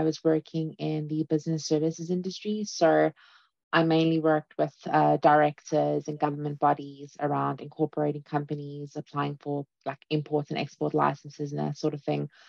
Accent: South Africa; now in Ennis, Ireland; I'm currently living in Ennis, but I'm originally from South Africa

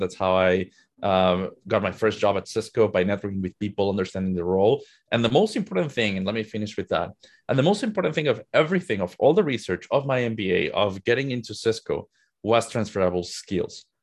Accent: Mexico City, Mexico; moved away as an adult; now in United States; I'm originally from Mexico. Mexico City is home for me, but I moved to the U S in twenty fifteen.

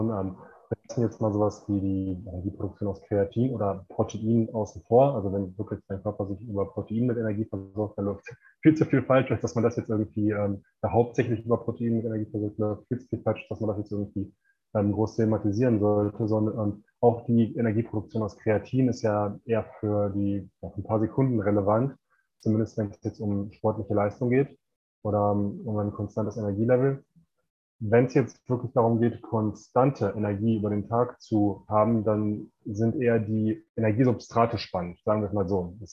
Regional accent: Bochum, North Rhine-Westphalia, Germany; moved away as an adult; now in Mexico; ich komme ursprünglich aus Bochum, das ist im Ruhrgebiet und ähm, ja, arbeite jetzt mittlerweile ortsunabhängig aus Mexiko.

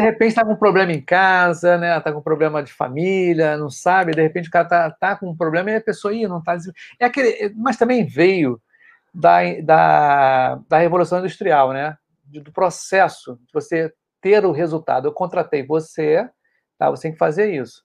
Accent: Rio de Janeiro, Brazil; eu sou do Rio de Janeiro

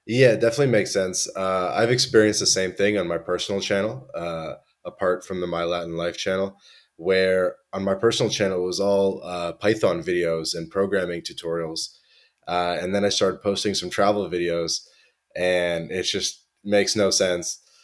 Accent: Toronto, Ontario, Canada; moved away; I grew up in Toronto, Canada.

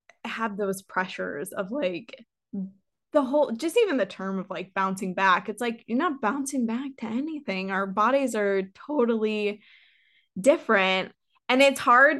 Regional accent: St. Louis, Missouri, United States; moved away; back home, I'm from St. Louis

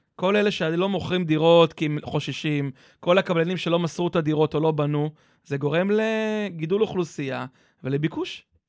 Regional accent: Kfar Saba, Central District, Israel; אני מכפר סבא

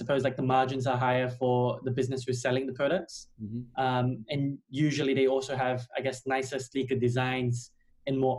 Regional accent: Australia; moved away as an adult; now in London, United Kingdom; originally I'm from Australia, but I've been here for

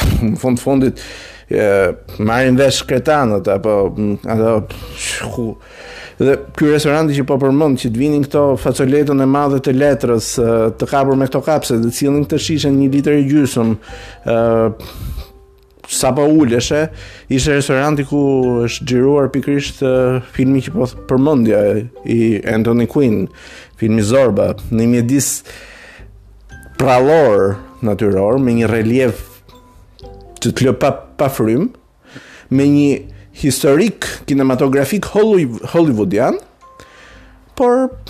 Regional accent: Albania; jam shqiptare

